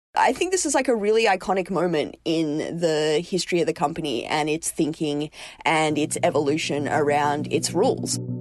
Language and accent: English; Australia; now in United States; As an Australian